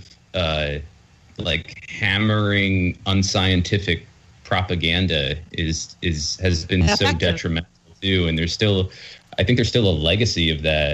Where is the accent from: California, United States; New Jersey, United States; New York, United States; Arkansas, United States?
New Jersey, United States; where I grew up in Jersey